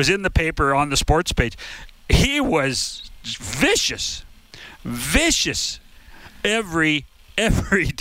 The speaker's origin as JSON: {"language": "English", "area": "Okanagan Valley", "region": "British Columbia", "country": "Canada", "tie": "born or raised there", "said": "so I grew up in the Okanagan Valley"}